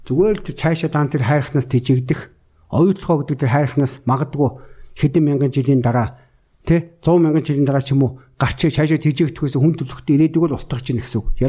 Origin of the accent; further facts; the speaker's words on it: Mongolia; миний өөрөө төрж өссөн био